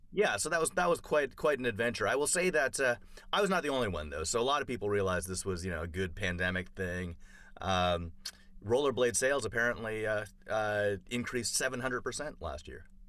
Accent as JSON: {"language": "English", "town": "Toronto", "region": "Ontario", "country": "Canada", "tie": "born or raised there", "moved": "yes", "said": "I grew up in Toronto"}